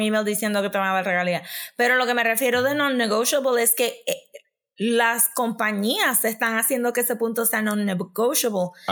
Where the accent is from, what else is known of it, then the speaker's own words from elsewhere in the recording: Puerto Rico; nosotros como puertorriqueños